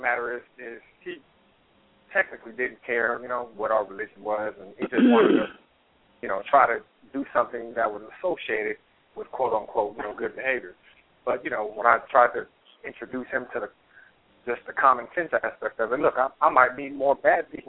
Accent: California, United States; now in the South, United States; But I grew up in California.

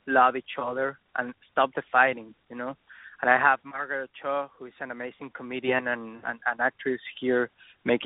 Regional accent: Mexico City, Mexico; English is a second language; moved away as an adult; now in Los Angeles, United States; I'm from Mexico City. I started making music there

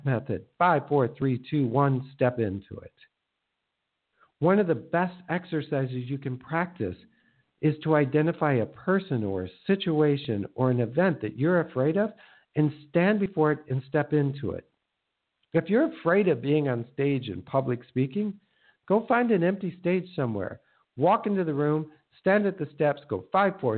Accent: Minnesota, United States; I grew up in Minnesota, the land of 10,000 lakes

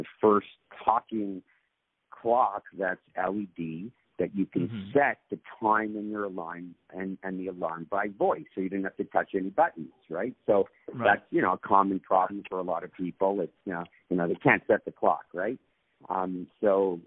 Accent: Toronto, Ontario, Canada; I was born and raised in Toronto.

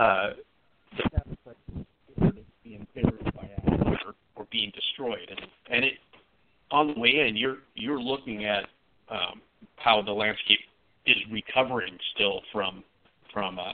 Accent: Pacific Northwest, United States; I grew up in the Pacific Northwest

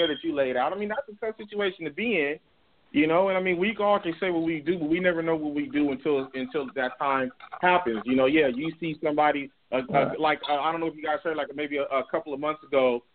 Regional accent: Compton, California, United States; I grew up in Compton, California

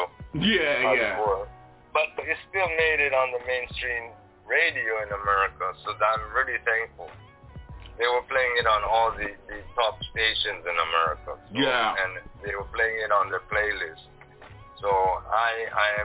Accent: Japan; moved away as an adult; now in Amsterdam, Netherlands; Japan is my home

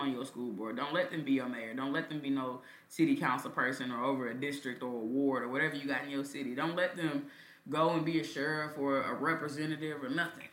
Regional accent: Kansas City, Missouri, United States; growing up in Kansas City

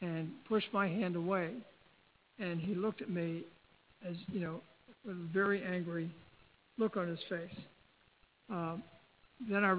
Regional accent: Baltimore, Maryland, United States; I'm from Baltimore

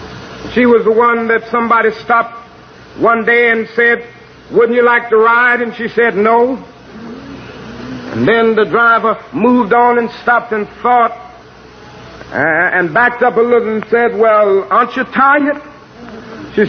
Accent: Georgia, United States; my home state of Georgia

